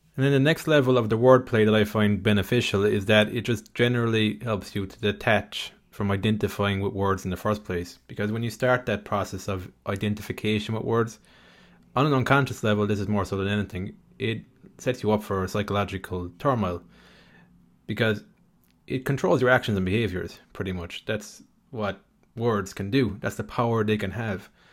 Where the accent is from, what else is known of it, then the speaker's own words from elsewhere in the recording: Ireland; I grew up in Ireland